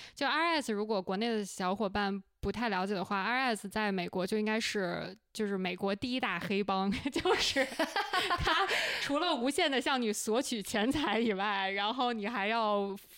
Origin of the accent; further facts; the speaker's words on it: China; moved away as an adult; now in United States; 我们恰好是在美国生活了一段时间，但是是土生土长的中国人